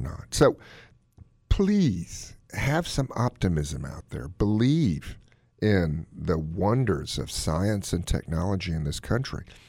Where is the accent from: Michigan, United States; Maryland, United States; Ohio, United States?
Maryland, United States; Gaithersburg; my hometown of Gaithersburg, Maryland